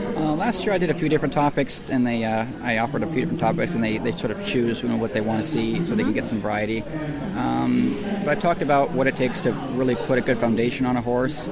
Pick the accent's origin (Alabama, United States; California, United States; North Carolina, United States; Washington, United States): Washington, United States; Port Orchard; I grew up in Port Orchard, Washington, which is uh, near Seattle.